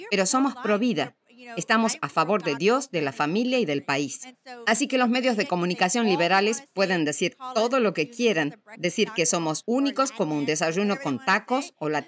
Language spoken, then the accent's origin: Spanish; United States; Al final del día, en primer lugar, somos estadounidenses. Nos importa mucho este país. Y solo porque soy conservadora, porque soy hispana, no encajo en la caja de los medios liberales.